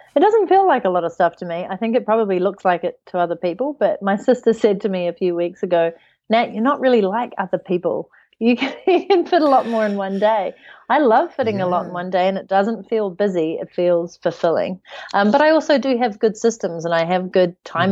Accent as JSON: {"language": "English", "country": "New Zealand", "also_born_or_lived": "United Kingdom", "moved": "yes", "said": "I'm from New Zealand, but right now I live out of my suitcase."}